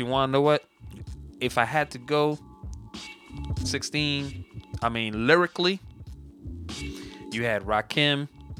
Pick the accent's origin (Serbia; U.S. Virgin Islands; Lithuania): U.S. Virgin Islands; You know, the funny thing is because I'm from the Virgin Islands and like my house like was one of the first houses to ever have an Atari.